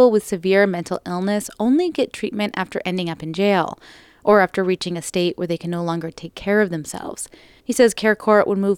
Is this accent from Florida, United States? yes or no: no; Stockton, California, United States; I'm like I'm from Stockton, and that's like about five hours away.